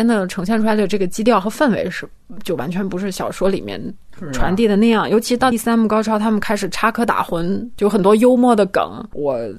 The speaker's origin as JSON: {"language": "Chinese", "country": "China", "said": "这次我并不会因为我也是中国人，就觉得这么表达就是一件非常。"}